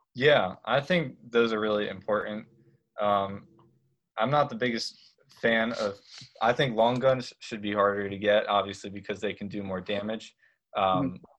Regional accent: Harrisburg, Pennsylvania, United States; I'm originally from Harrisburg, Pennsylvania

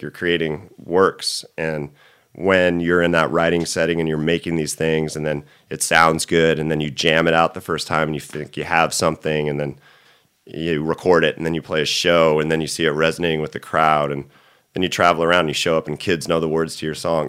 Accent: Orange County, California, United States; also born or lived in San Clemente / Fallbrook / Los Angeles; I'm from Orange County originally

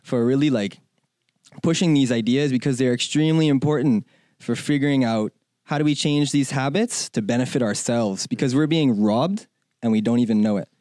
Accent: Bahamas; moved away as an adult; also born or lived in China; now in United States; I'm from the Bahamas

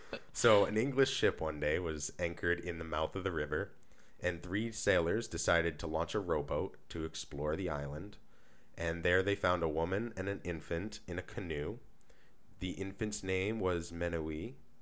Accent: Maine, United States; So I brought today a story from the great state of Maine, which is my home state. So, or where I grew up, at least, and where this guy grew up.

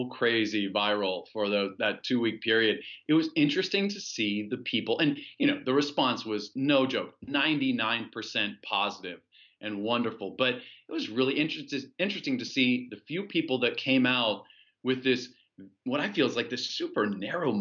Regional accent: United States; moved away as an adult; also born or lived in China; being an American citizen

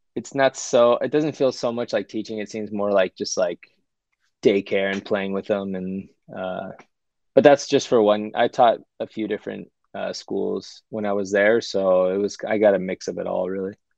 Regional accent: United States; moved away as an adult; also born or lived in California; I felt like almost as a minority, as an American, at least in my friend group

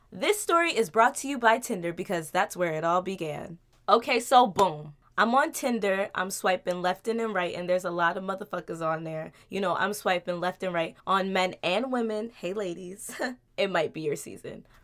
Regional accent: New Jersey, United States; also born or lived in New York; You know, living and growing up in Jersey and in New York, you see some real shit.

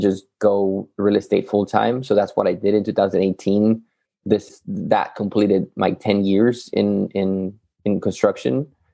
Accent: Yucatán, Mexico; moved away as an adult; also born or lived in Matamoros, Tamaulipas, Mexico; now in Texas, United States; I'm originally from Mexico, Yucatan

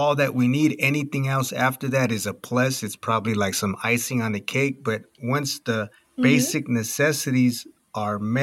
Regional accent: California, United States; moved away; I'm originally from California

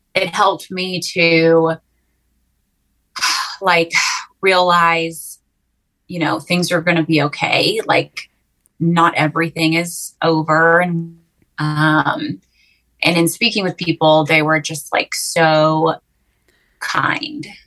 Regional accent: Waco, Texas, United States; also born or lived in New York City; I'm a Texan. I'm from Waco, born and raised

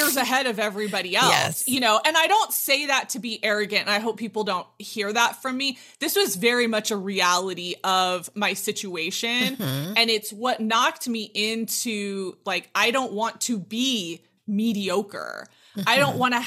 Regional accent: Southern California, United States; moved away as an adult; now in Utah, United States; I'm born and raised in Southern California

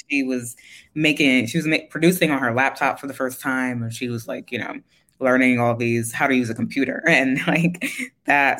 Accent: New York City, New York, United States; I grew up in Queens. I grew up in like specifically Jamaica, Queens, like St. Mm-hmm. Albans area.

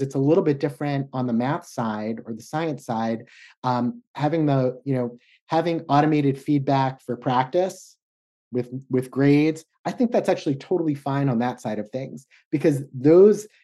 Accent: the Northwest, Pacific Northwest, United States; I'm from the Northwest

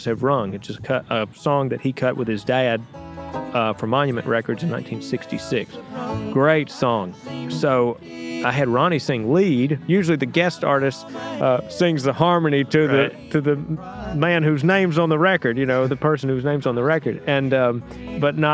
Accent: Danville, Virginia, United States; my hometown of Danville, Virginia

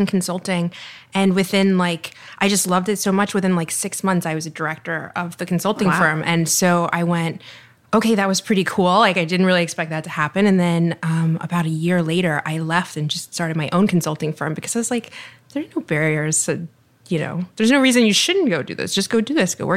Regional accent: Texas, United States; moved away as an adult; now in Miami, United States; I'm from Texas, but Miami has been my home since I started law school here in 2007

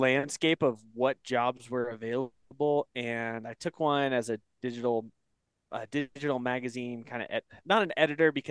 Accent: Northeast Oregon, United States; also born or lived in Bend, Oregon; now in Wyoming, United States; I grew up in Northeast Oregon

